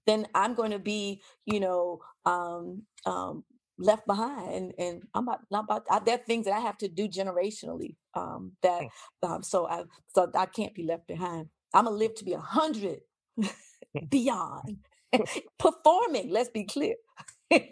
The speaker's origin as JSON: {"language": "English", "country": "United States", "said": "I'm an American"}